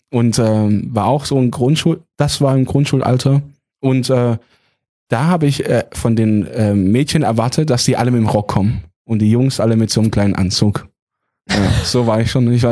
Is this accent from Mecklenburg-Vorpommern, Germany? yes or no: no; Lehrensteinsfeld, Baden-Württemberg, Germany; Ja, ich bin 28 Jahre alt und komme aus Lehrersteinsfeld. Und äh, ich weiß das tiefste Kaff. Ja. Es gehört aber zu Heilbronn.